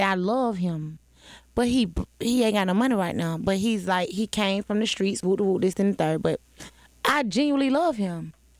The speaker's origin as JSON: {"language": "English", "town": "Atlanta", "region": "Georgia", "country": "United States", "said": "I'm from the South Side, Cleveland Avenue bound."}